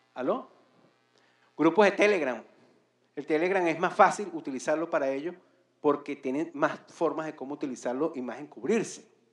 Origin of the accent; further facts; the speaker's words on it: Venezuela; moved away as an adult; now in Dominican Republic; En mi país, Venezuela